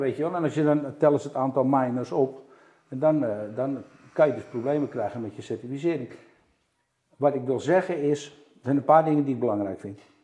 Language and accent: Dutch; Amsterdam, North Holland, Netherlands; ik ben Amsterdammer